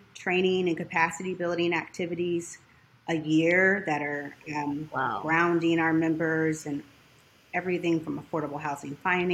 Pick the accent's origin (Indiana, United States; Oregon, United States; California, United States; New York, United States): Indiana, United States; moved away as an adult; also born or lived in Hampton, Virginia; now in Washington, D.C., United States; I'm originally from Indiana